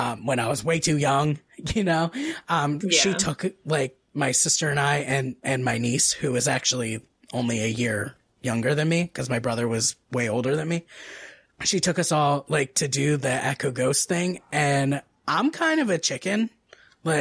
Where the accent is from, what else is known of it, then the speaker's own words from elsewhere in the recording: New Jersey, United States; I'm from New Jersey.